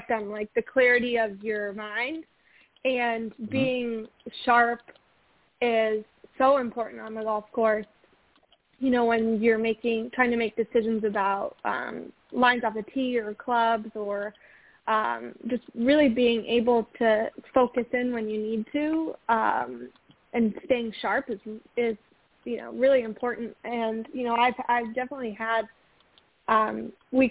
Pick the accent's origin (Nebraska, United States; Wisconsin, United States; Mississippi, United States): Wisconsin, United States; Osceola; my hometown of Osceola